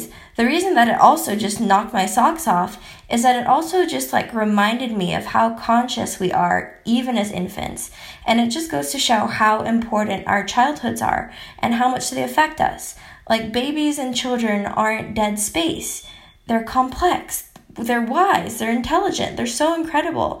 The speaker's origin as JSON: {"language": "English", "country": "United States", "tie": "born or raised there", "also_born_or_lived": "Philippines", "said": "when I was 2 years old, after my mom got all the paperwork done, because she's a boss lady, we moved from the Philippines to America."}